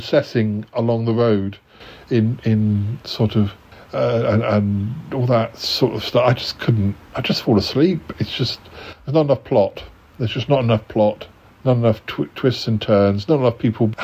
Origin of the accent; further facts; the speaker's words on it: United Kingdom; I'm British